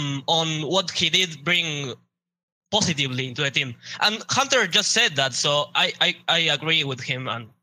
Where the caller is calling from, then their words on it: Montevideo, Uruguay; I'm calling from Montevideo, Uruguay.